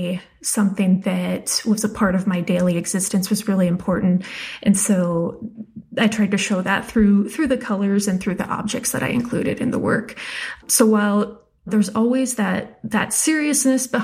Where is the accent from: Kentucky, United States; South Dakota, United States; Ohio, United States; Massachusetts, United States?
South Dakota, United States; moved away; also born or lived in Wyoming; I grew up in South Dakota and Wyoming.